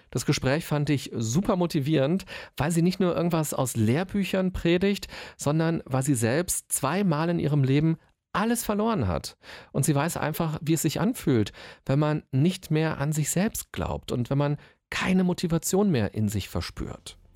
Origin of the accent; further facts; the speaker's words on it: Berlin, Germany; ich bin waschechter Berliner